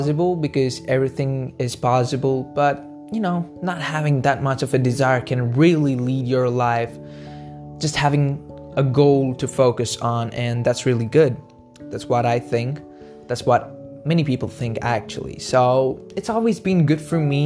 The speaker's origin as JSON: {"language": "English", "country": "India", "said": "I'm from India"}